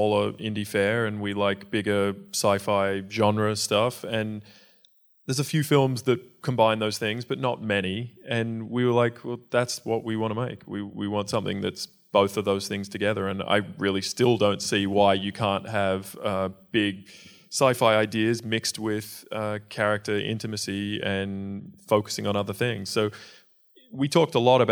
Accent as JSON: {"language": "English", "country": "Australia", "tie": "born or raised there", "moved": "as an adult", "lives_now": "United States", "said": "as an Australian living in a foreign country"}